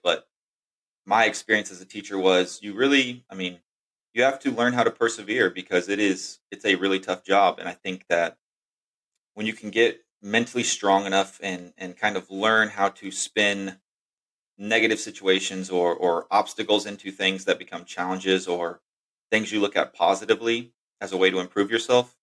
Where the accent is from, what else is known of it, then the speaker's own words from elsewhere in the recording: Texas, United States; I was uh, born and raised in Texas.